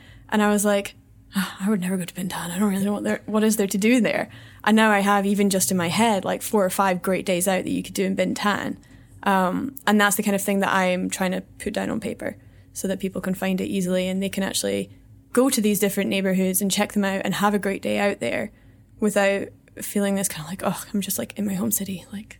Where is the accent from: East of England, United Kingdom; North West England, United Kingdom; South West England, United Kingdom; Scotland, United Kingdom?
Scotland, United Kingdom; now in Vietnam; It's challenging to live in Vietnam because the culture is so, so different to, I mean, we're both from Scotland, it's completely different to what we're used to.